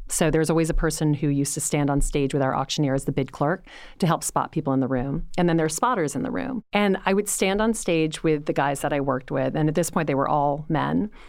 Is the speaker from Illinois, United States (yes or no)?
no; Louisiana, United States; moved away; I was coming from Louisiana.